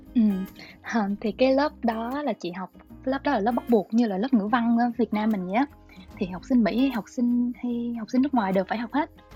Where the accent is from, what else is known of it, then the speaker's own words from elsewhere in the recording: Long Khanh, Dong Nai, Vietnam; moved away as an adult; chị xuất thân từ Long Khánh á